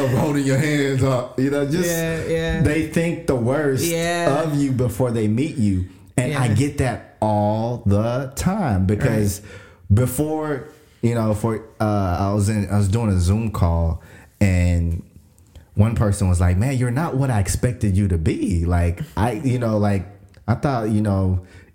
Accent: Kenya; moved away; I was African and I was like, I'm from Kenya.

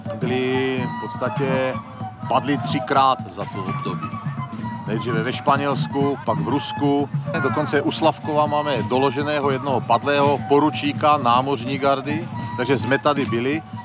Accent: Slovakia; já pocházím ze Slovenska

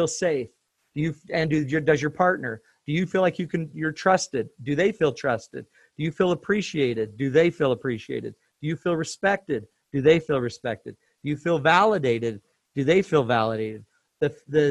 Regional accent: Utah, United States; I'm from Utah. Utah's arid.

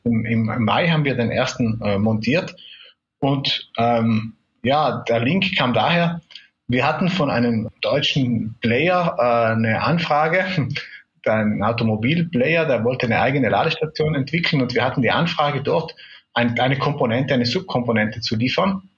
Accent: South Tyrol, Trentino-Alto Adige, Italy; also born or lived in Munich; Ich äh, bin in Südtirol äh, geboren und aufgewachsen

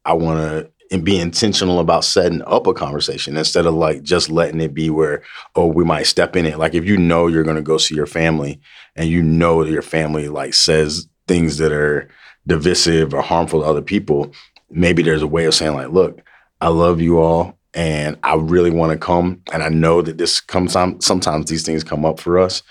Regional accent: the South, United States; we come from the South

